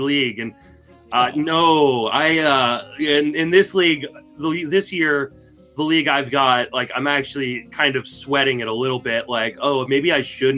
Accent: Washington, District of Columbia, United States; I grew up in the Washington, D.C. area

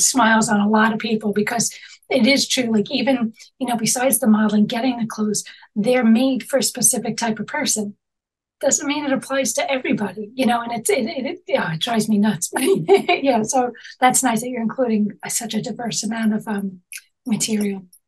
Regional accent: New York, United States; also born or lived in Manhattan; I'm born and raised in New York

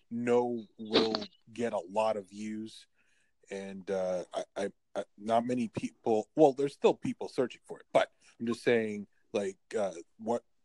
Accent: Canada; I'm in Canada. I am in Canada. I am from Canada.

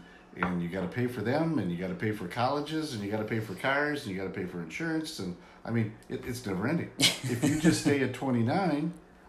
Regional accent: Albany, New York, United States; born there; Well, actually, I was born in Albany, New York.

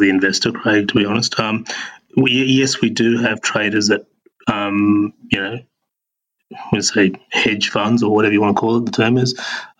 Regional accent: Sydney, New South Wales, Australia; moved away as an adult; also born or lived in Singapore / United Kingdom / Auckland, New Zealand; now in Christchurch, New Zealand; I was born and raised in Sydney, travelled through Singapore and the UK, settled in Auckland with the family, and now I am working for Cryptopia in Christchurch.

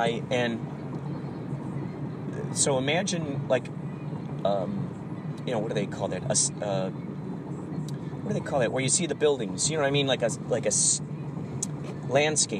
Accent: Chicago, Illinois, United States; moved away; I was in Chicago, because I'm from Chicago

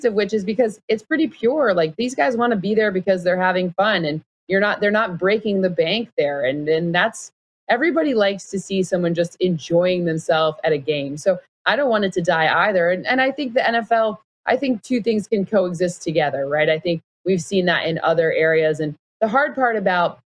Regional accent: Michigan, United States; I grew up in Michigan

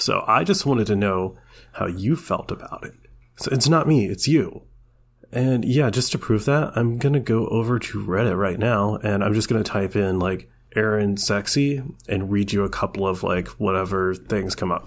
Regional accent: Georgia, United States; I'm from Georgia

